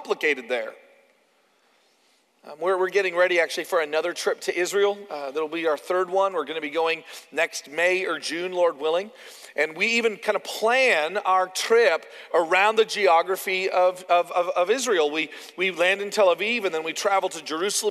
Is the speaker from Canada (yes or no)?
yes; Canada; moved away; I'm from Canada.